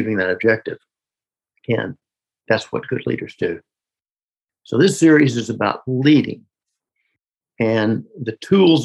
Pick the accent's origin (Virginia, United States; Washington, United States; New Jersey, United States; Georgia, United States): Georgia, United States; Newnan; my hometown, small town in Noonan, Georgia